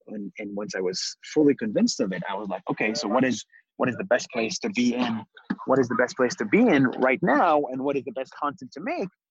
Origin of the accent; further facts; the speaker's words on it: Israel; I was born in Israel, but I'm not Jewish.